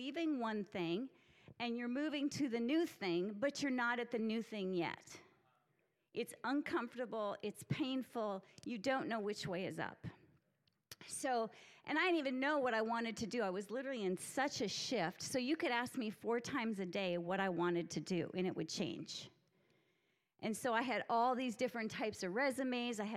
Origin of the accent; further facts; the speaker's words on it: Minneapolis, Minnesota, United States; I'm from Minneapolis, so big corporate sector